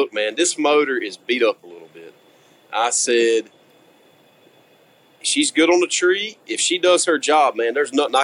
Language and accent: English; the South, United States; I'm from the South